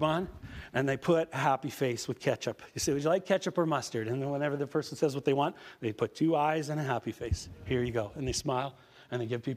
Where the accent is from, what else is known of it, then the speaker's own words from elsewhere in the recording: Prince Albert, Saskatchewan, Canada; moved away as an adult; now in Saskatoon, Canada; I come from Prince Albert, Saskatchewan. I've lived in Saskatoon the last 30 years. But I come from Prince Albert, Saskatchewan.